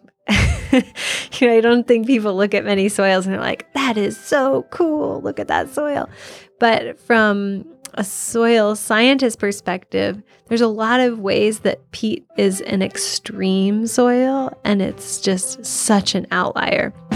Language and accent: English; Iowa, United States; I'm originally from Iowa. It's where I grew up